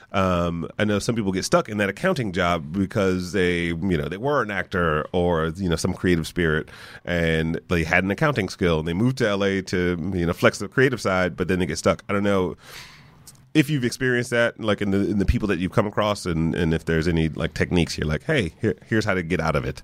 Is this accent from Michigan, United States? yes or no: yes; Detroit, Michigan, United States; moved away as an adult; I grew up in Detroit